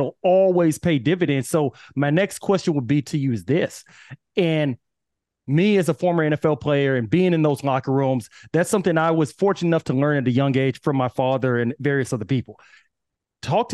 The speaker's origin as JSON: {"language": "English", "town": "Austin", "region": "Texas", "country": "United States", "said": "I'm from Austin, Texas"}